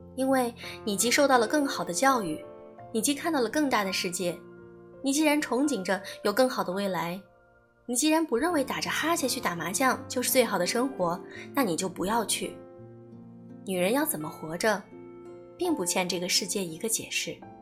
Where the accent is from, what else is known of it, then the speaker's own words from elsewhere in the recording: China; moved away as an adult; also born or lived in Beijing, Shanghai or Guangzhou; 我自己是一个小城女孩儿，在省会上大学，北上广工作